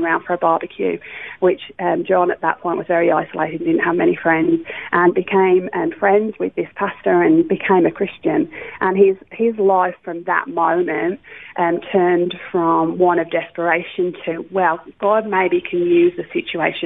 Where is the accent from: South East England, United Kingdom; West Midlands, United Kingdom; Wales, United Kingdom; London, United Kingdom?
West Midlands, United Kingdom; Wolverhampton; moved away as an adult; also born or lived in Bradford; now in Australia; I was born, as you say, in the UK in a place called Wolverhampton, which is near Birmingham. So that's where I grew up.